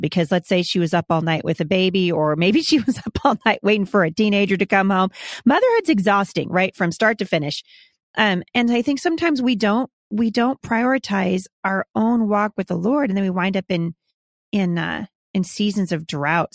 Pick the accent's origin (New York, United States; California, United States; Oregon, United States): Oregon, United States; I'm from, I'm from Oregon